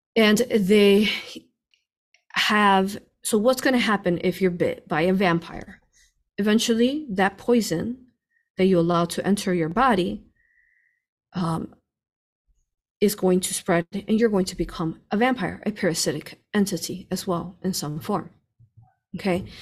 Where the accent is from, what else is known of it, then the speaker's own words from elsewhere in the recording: Chicago, Illinois, United States; we grew up in Chicago, him